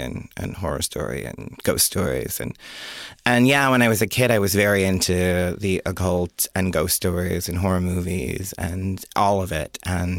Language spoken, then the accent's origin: English; Jamestown, New York, United States; born there; also born or lived in Rochester, New York; I was born in Jamestown, New York, and then I became gay in Rochester, New York.